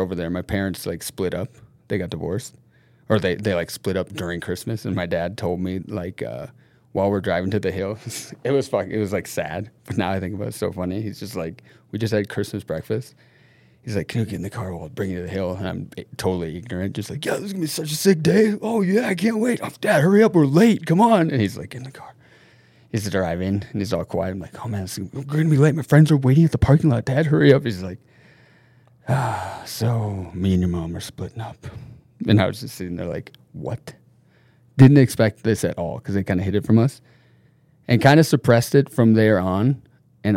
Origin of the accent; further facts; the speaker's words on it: Minneapolis, Minnesota, United States; now in Norway; I'm from Minnesota, from Minneapolis, Minnesota. My mom's from Minnesota and my dad's from Norway.